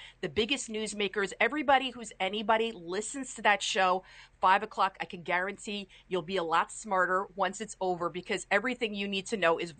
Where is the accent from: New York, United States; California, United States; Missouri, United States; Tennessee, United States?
New York, United States; New York City; You could tell I'm from the Bronx, especially if I have a glass of wine or two